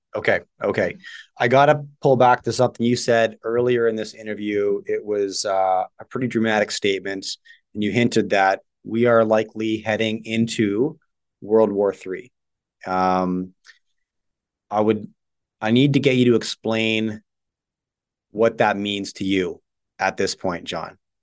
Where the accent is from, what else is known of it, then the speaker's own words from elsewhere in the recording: Canada; I was just born here